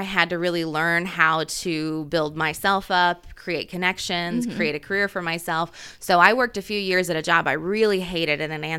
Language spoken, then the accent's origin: English; Centerville, Indiana, United States; now in Muncie, United States; I actually grew up in a tiny town called Centerville, Indiana.